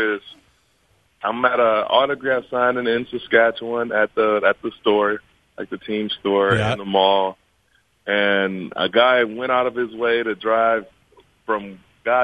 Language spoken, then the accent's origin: English; Michigan, United States; moved away; I'm from Michigan